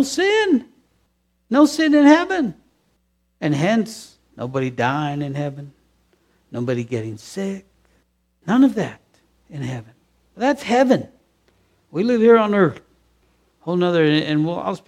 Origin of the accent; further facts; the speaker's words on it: United States; accent: American; we're American. It's obvious we're American the way we speak